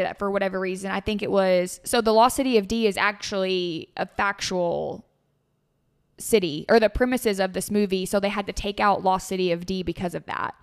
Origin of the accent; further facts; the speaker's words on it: Tennessee, United States; moved away; I grew up in Tennessee